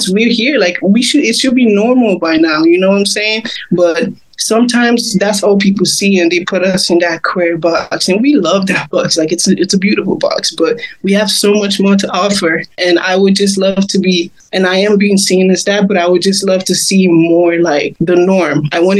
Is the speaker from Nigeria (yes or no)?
yes; Port Harcourt, Rivers State, Nigeria; Growing up in Africa, like, it was hard for me to, like, actually sing songs that I wanted to sing about